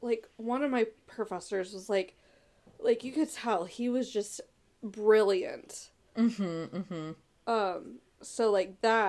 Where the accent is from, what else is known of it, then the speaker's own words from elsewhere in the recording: Virginia, United States; Something about Virginia, which is where we're from.